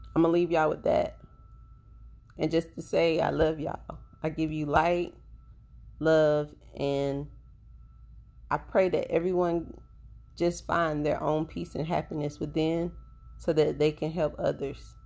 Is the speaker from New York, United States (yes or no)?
no; Tampa, Florida, United States; my hometown in tampa